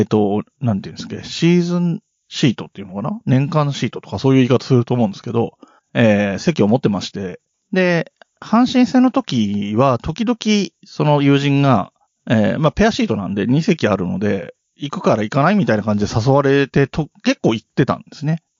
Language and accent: Japanese; Yamanashi, Japan; moved away as an adult; also born or lived in Tokyo; 僕自身は山梨県の出身なんですけれども